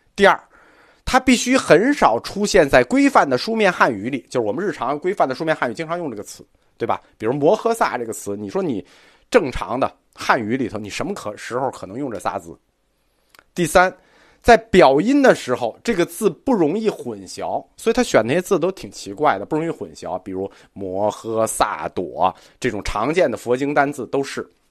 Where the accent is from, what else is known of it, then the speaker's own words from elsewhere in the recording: China; 这套神奇的系统是我们中国人发明的